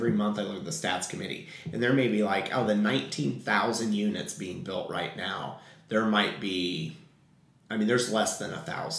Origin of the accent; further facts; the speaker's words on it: Payne, Illinois, United States; moved away; also born or lived in Nashville, Tennessee; Growing up in a town of 6,000 white people, in a farming community, and no diversity. So once your eyes are opened, and when I came out, my hometown of Payne, Illinois, has been so accepting of me.